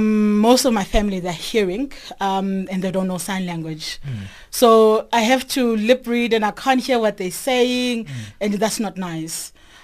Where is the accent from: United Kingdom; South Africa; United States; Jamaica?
South Africa; Naledi; I'm from Naledi.